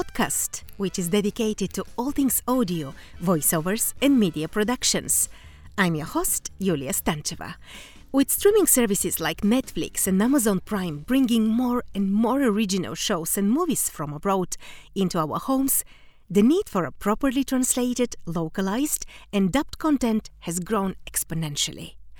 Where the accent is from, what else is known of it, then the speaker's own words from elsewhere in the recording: Bulgaria; English is a second language; we had the same way of dubbing in my country. I come from Bulgaria.